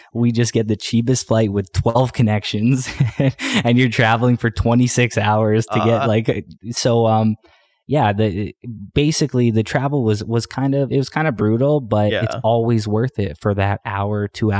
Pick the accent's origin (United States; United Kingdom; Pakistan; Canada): Canada; I mean, as Canadians, like we have, like personally as a Canadian artist, I just have so much pride in Canadian music.